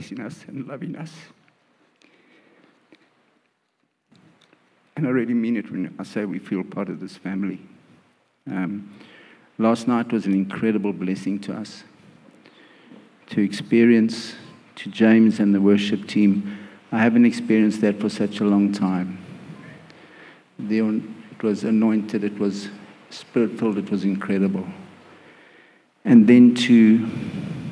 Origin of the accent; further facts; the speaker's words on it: Johannesburg, Gauteng, South Africa; moved away as an adult; also born or lived in Pietermaritzburg / Durban; I was born in Johannesburg, lived in a beautiful home with beautiful parents